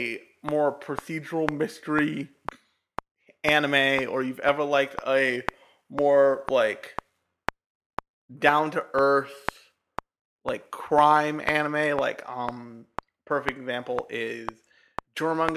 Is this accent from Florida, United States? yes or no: no; New Jersey, United States; also born or lived in New York City, New York, United States; I grew up for various reasons in New Jersey.